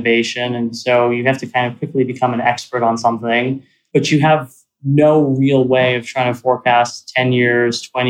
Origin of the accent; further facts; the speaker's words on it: suburbs of Philadelphia, Pennsylvania, United States; I grew up in Pennsylvania in the suburbs of Philly